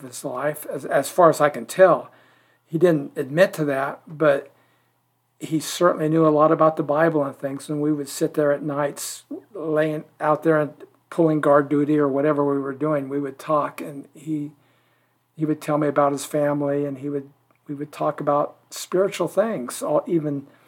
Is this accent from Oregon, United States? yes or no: yes; Ashland, Oregon, United States; I was born and raised in Ashland.